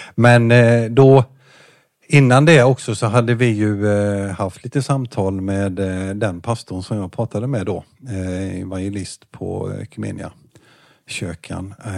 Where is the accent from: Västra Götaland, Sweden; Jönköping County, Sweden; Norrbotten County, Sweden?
Jönköping County, Sweden; Jönköping; also born or lived in Hovslätt; jag föddes i eh, BB i Jönköping.